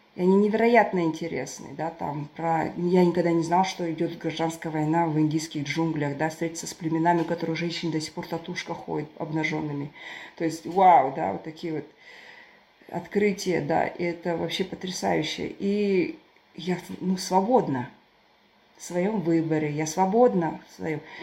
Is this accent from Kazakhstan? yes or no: yes; Turkestan, Turkistan Region, Kazakhstan; now in United Kingdom; Я родилась в Туркестане, супер традиционной семье, консервативной, патриархальной